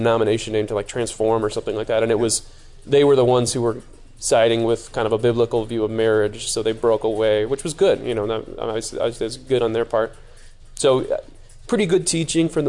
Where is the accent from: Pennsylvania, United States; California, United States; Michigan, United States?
California, United States; Chino; also born or lived in Santa Clarita / San Diego; I grew up in Chino